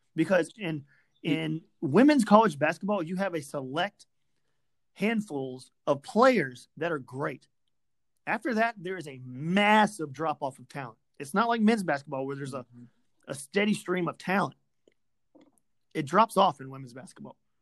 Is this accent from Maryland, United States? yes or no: no; Memphis, Tennessee, United States; I'm from Memphis and all my friends are from Memphis